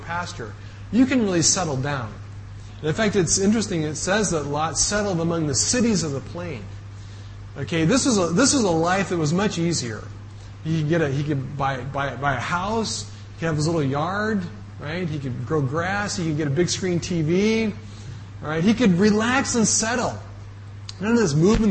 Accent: United States; moved away

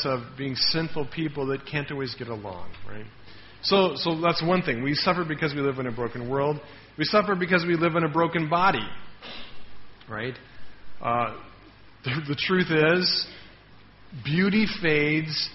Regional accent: Denver, Colorado, United States; moved away; my hometown, Denver

